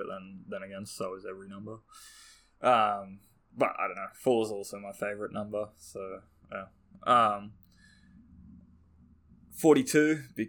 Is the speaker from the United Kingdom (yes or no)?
no; Australia; accent: Australian; I'm Australian. Our accents are pretty strong, I think